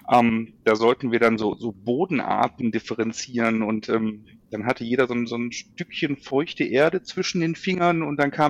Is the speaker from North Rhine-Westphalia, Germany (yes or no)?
yes; Duisburg, North Rhine-Westphalia, Germany; ich bin in Duisburg aufgewachsen und äh, Deswegen bin also ein, ein Kind des Ruhrgebiets